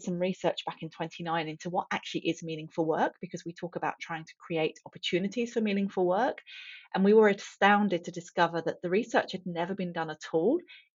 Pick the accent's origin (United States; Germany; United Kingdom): United Kingdom; England; moved away; I grew up in England, as you can probably tell from the accent.